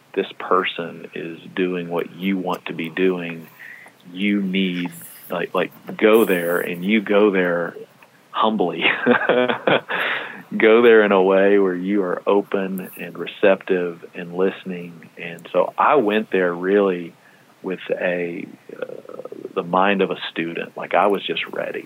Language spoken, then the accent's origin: English; Texas, United States; I'm from Texas